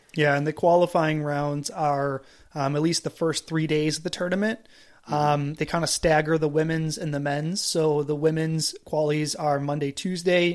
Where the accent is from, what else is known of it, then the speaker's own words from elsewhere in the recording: East Coast, United States; I grew up on the East Coast.